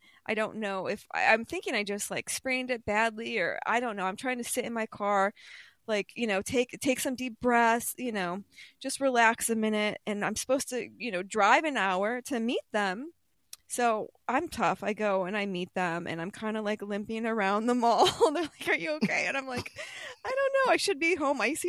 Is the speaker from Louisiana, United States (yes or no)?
no; New York, United States; I'm from New York